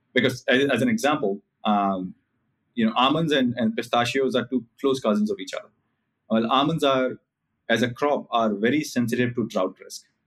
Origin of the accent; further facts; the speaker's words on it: India; as an Indian